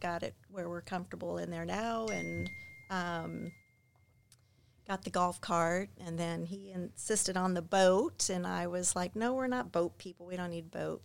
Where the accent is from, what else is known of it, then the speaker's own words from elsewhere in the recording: Clearwater, Florida, United States; also born or lived in Clermont, Florida / Mascotte, Florida / Largo, Florida / Indiana; I am a native of Florida